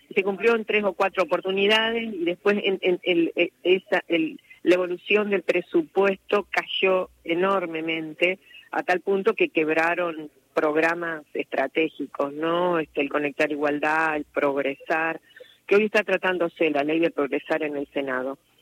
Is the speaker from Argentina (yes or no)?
yes; Argentina; nosotros como argentinos argentinos